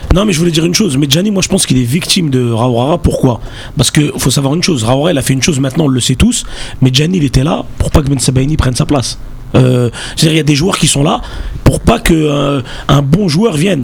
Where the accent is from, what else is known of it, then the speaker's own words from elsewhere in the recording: Bagnolet, Île-de-France, France; je suis de Bagnolet